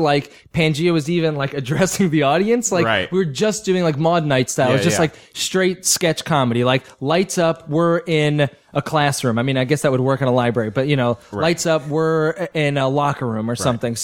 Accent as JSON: {"language": "English", "town": "Old Bridge", "region": "New Jersey", "country": "United States", "tie": "born or raised there", "moved": "yes", "said": "my hometown's library"}